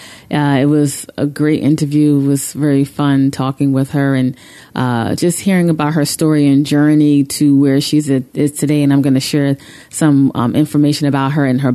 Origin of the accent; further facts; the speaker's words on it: New Jersey, United States; also born or lived in Bronx, New York; That's where I was born, and I lived there until I was 8 and moved to Jersey